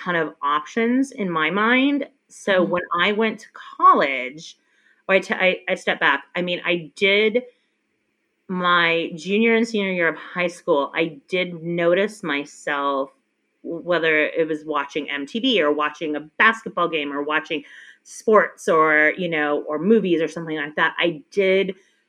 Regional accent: Minnesota, United States; a very, very small town in Minnesota, and I did not have any black people in grade school

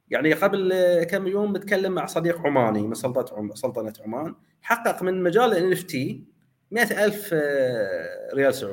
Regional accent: Bahrain; فلذلك احنا من البحرين من المدن الصغيره

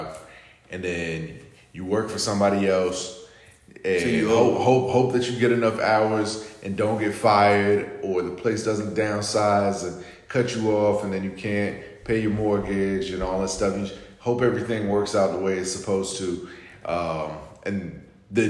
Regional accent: Florida, United States; I grew up in Florida

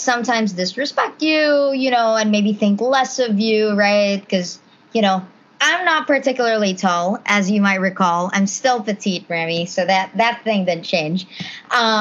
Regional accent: Cebu City, Central Visayas, Philippines; moved away as an adult; now in Boston, United States; straight out from Cebu, you know, born in the Philippines

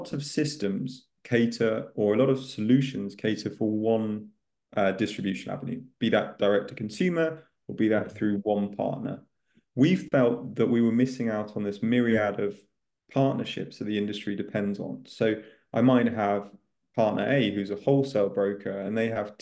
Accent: north of the UK, England, United Kingdom; moved away as an adult; now in Spain; people will get quite quickly from my accent that I'm from the UK

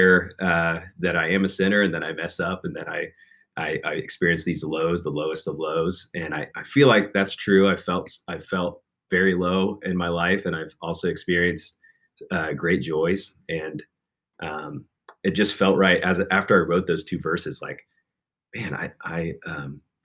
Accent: Chillicothe, Ohio, United States; moved away; also born or lived in Lexington, Kentucky; from Chillicothe. That's my hometown

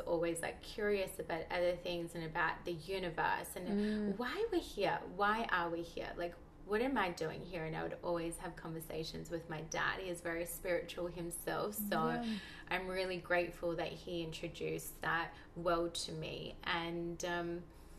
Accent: Melbourne, Victoria, Australia; moved away as an adult; now in Bondi, Australia; grew up in Melbourne, had the most, very like conventional life

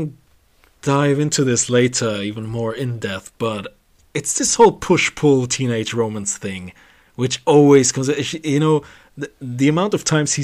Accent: Germany; English is a second language; we are from Germany

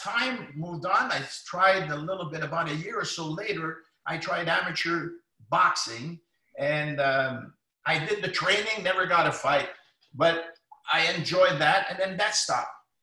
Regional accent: Ottawa, Ontario, Canada; I'm from Lower Town in Ottawa, which is predominantly French Canadians, low income

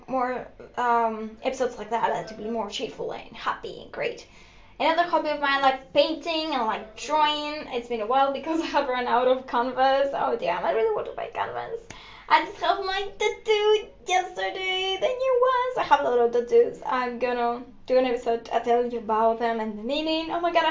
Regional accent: Greece; first language Greek; English is a second language; I'm from Greece.

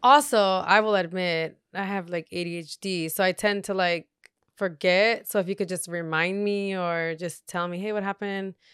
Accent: Torrance, California, United States; also born or lived in Redondo Beach / Gardena; I lived in Gardena, uh, when I was born, all the way until I was four, and then once, when I was still four years old, we moved to Torrance

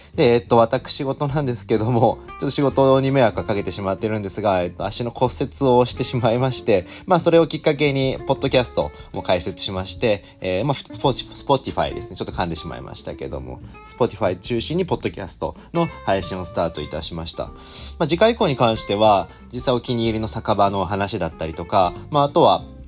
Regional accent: Mishima, Shizuoka, Japan; moved away as an adult; also born or lived in Tokyo / Fukuoka / Oita / Mie; now in Yokohama, Japan; 出身は静岡の三島市になります

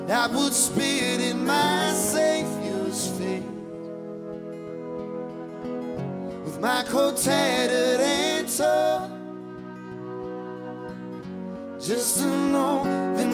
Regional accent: Appleton, Wisconsin, United States; I'm from Wisconsin.

